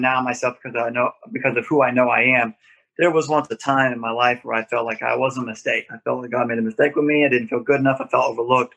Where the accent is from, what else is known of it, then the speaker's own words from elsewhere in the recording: Florida, United States; now in Dallas/Fort Worth, United States; I'm from Florida. I was born in Florida